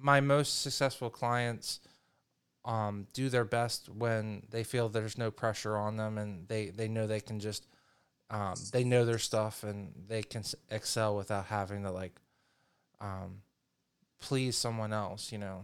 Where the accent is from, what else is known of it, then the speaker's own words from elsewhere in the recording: the North, United States; being a Northerner